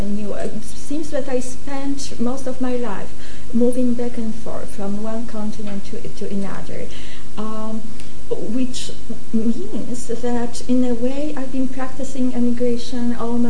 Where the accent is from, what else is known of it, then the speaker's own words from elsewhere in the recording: Gdynia, Pomeranian Voivodeship, Poland; born there; I was born in Gdynia.